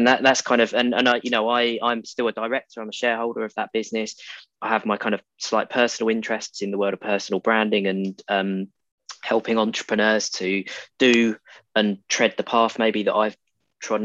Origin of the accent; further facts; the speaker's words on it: Essex, East of England, United Kingdom; moved away as an adult; now in Exeter, United Kingdom; I grew up in Essex and went to university in Devon, so in Exeter, where I am now. And so I left Essex at the age of about 18, 19